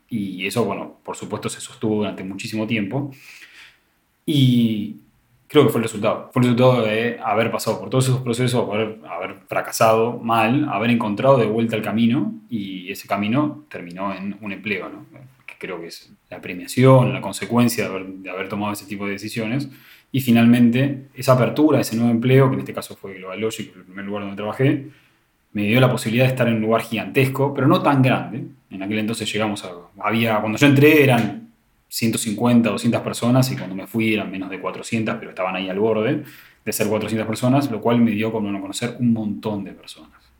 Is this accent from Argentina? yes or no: yes; Buenos Aires, Argentina; La Universidad de Morón es una universidad más que está en zona oeste, que es donde yo soy de Buenos Aires.